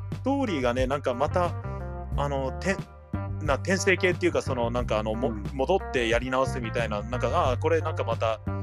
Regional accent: United States; moved away as an adult; now in Japan; アメリカから来てる

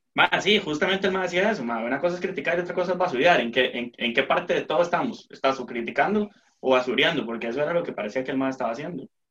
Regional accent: Costa Rica

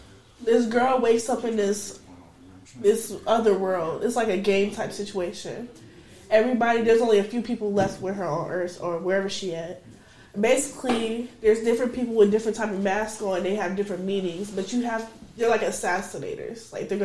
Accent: Midwest, United States; I'm from the Midwest. That's how we get down.

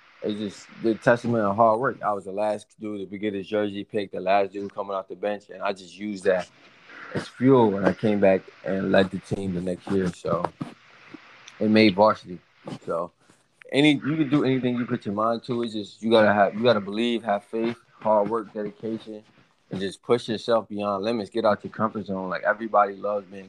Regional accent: Eastern Shore of Virginia, United States; moved away; also born or lived in Maryland; me being from the shore, especially I was from Virginia, Eastern Shore of Virginia, so it's nothing down there.

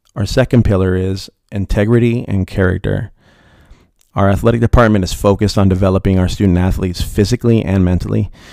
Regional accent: Riverside, California, United States; I was born and raised in Riverside, California.

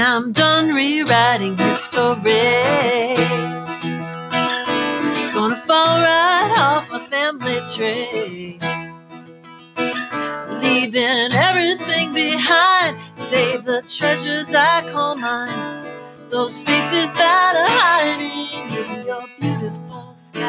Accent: Sonoma County, California, United States; also born or lived in San Francisco / San Jose; I grew up in Sonoma County.

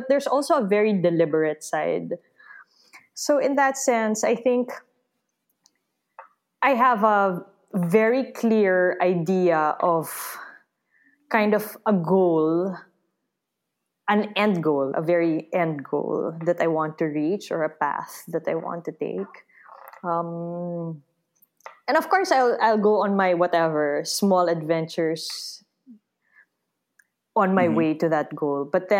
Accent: Philippines; The thing is, the Filipino identity is also very hard to define because of our unique history of colonialism and post-colonialism. And in a way, we're a very young nation

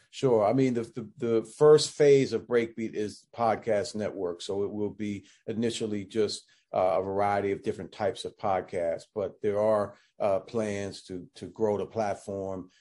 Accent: Washington, District of Columbia, United States; moved away as an adult; also born or lived in Massachusetts; me growing up in Washington D.C. That's where I was born and raised

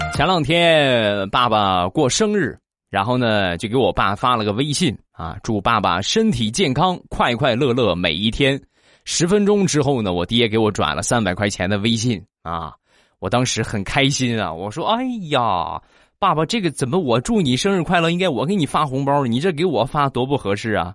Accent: Rizhao, Shandong, China; 咱们山东的日照，啊，也就是我的家乡

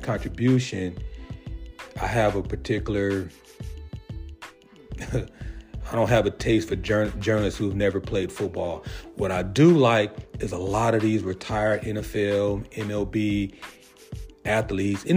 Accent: San Diego, California, United States; growing up in Southeast San Diego

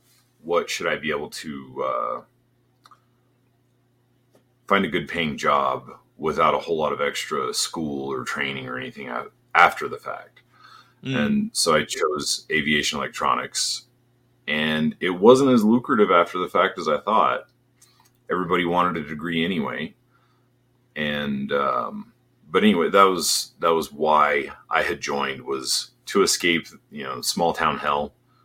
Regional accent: Colorado, United States; moved away as an adult; I grew up in a really small town in Colorado

